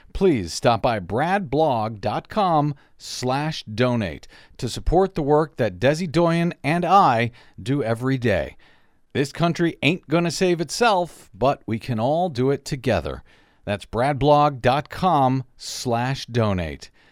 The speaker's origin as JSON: {"language": "English", "town": "St. Louis", "region": "Missouri", "country": "United States", "tie": "born or raised there", "said": "Saint Louis, Missouri, my hometown"}